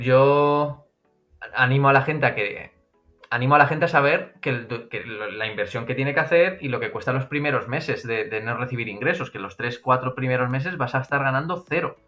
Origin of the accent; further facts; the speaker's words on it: a town in Madrid, Community of Madrid, Spain; moved away as an adult; now in Tenerife, Spain; un pueblo que soy yo de Madrid